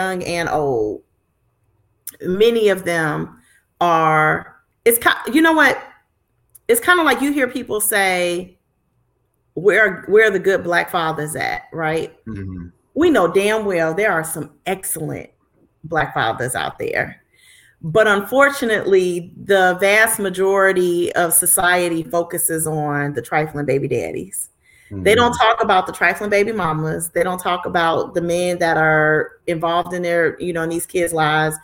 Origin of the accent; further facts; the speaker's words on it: Chicago, Illinois, United States; I'm from Chicago.